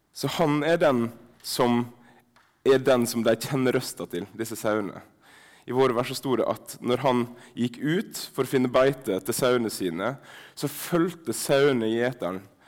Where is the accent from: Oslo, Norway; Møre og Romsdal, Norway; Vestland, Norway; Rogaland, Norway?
Møre og Romsdal, Norway; Sunnmøre; accent: Sunnmørsk; first language Sunnmørsk Norwegian; mitt morsmål sunnmørsk